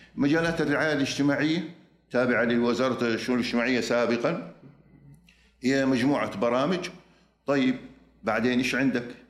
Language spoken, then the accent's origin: Arabic; Saudi Arabia; moved away as an adult; also born or lived in Michigan, United States; عدت للمملكه العربيه السعوديه